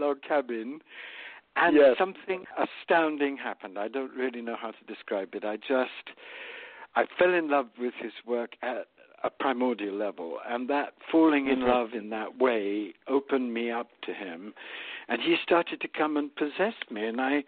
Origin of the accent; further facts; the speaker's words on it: India; moved away; also born or lived in England; I was born in India